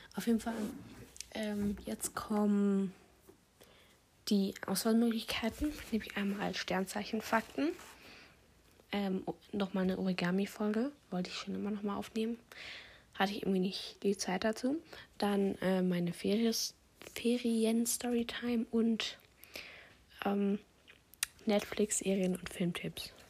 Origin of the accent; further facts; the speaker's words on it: Bavaria, Germany; Wir kommen aus Bayern